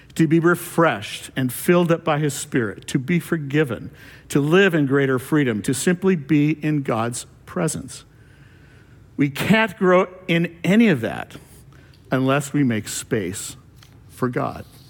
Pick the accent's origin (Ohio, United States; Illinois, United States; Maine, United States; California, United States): California, United States; moved away; I'm from California